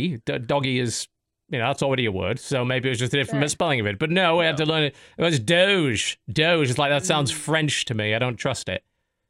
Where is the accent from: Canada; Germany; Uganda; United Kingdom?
United Kingdom; I'm British. I'm like nationally obligated to do that.